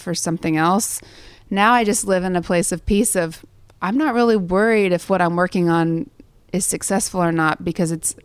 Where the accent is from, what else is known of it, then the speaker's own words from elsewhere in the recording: Sterling, Kansas, United States; moved away; I was the church pianist at the Methodist Church in Sterling, Kansas